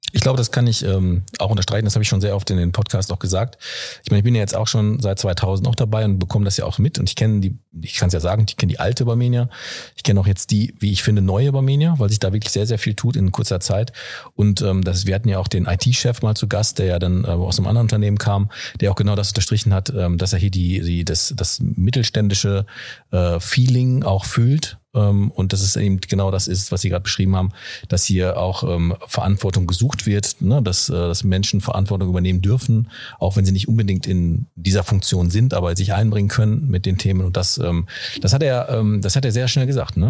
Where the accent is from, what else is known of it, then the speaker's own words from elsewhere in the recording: Ruhr area, North Rhine-Westphalia, Germany; weil ich da nämlich auch aufgewachsen bin